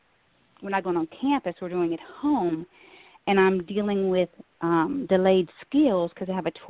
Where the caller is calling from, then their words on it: Lafayette, Louisiana, United States; I'm calling from Lafayette, Louisiana.